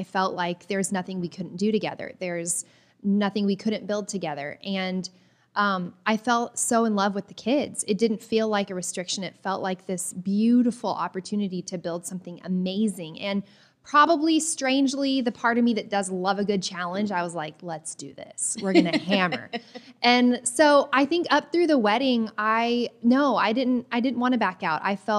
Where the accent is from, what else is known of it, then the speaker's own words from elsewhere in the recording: the South, United States; So I grew up in the South, mm-hmm. and, you know, rules and protocols are very important in my family.